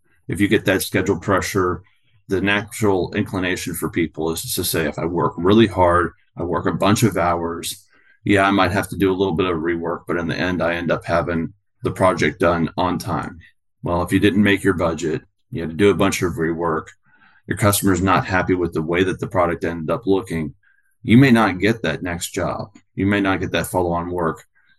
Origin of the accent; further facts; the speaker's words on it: San Diego, California, United States; also born or lived in Louisville, Kentucky; now in Washington State, United States; I'm originally from San Diego and went in the Army, and I call Louisville, Kentucky my home.